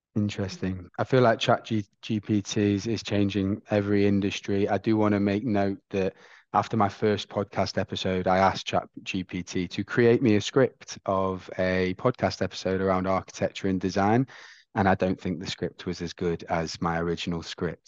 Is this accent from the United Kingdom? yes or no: yes; England, United Kingdom; I'm from England